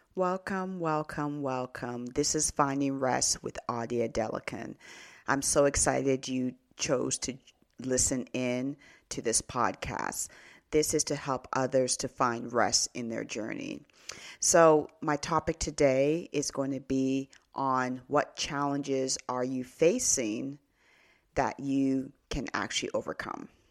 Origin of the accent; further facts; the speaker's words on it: Canada; also born or lived in Nigeria (ancestry); I was born in Canada